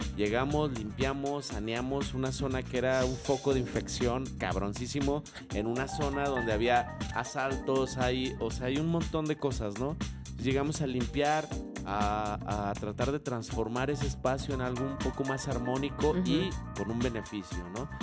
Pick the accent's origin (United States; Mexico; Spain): Mexico; barrio de la Juárez, Tetlán, Jalisco; yo soy del barrio de la Juárez, de la zona de Tetlán.